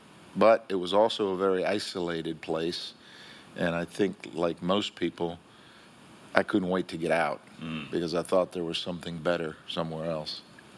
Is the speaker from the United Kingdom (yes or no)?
no; Key West, Florida, United States; first language Spanish; English is a second language; moved away as an adult; also born or lived in West Virginia / Ohio / Merritt Island, Florida; now in Melbourne Beach, United States; when I was a kid in Key West growing up